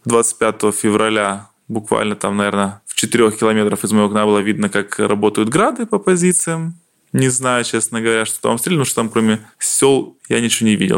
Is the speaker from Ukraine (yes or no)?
yes; Slavutych, Kyiv Oblast, Ukraine; also born or lived in Poltava, Ukraine; now in near Kyiv, Ukraine; Родился я в городе Полтава, там я изначально рос, потом я жил в Киевской области, и после Чернобыльской аварии родители поехали на ликвидацию аварии на ЧАЭС. Ну и, соответственно, я переехал потом в город Славутич